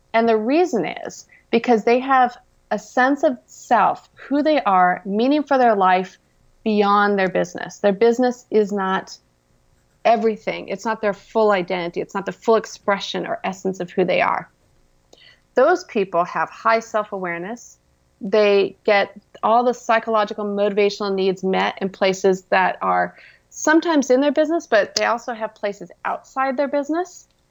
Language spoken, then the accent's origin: English; Orange County, California, United States; I was born and raised in Orange County, California, hence the orange part.